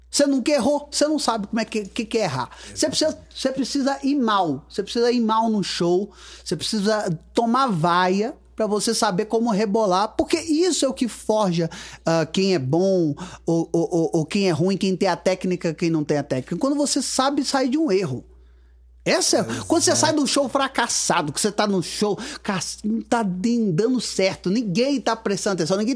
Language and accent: Portuguese; Guarani, Minas Gerais, Brazil; also born or lived in Rio de Janeiro; now in Astolfo Dutra, Brazil; Nasci em Guarani, Guarani.